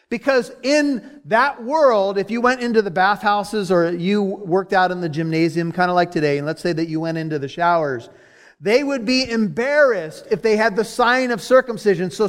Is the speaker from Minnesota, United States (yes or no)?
no; Corona, California, United States; I'm from Corona, California